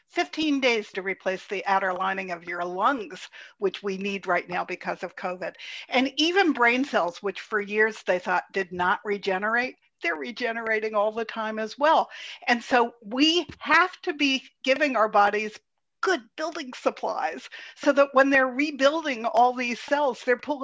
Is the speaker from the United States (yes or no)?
yes; Pittsburgh, Pennsylvania, United States; I was born in Pittsburgh